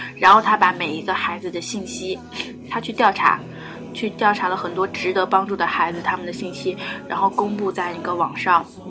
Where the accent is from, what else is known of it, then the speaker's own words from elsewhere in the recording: southern China, China; 然后他就问我说：“你是南方人吧？”我说：“你怎么知道呢？”他说：“我听你说话有口音。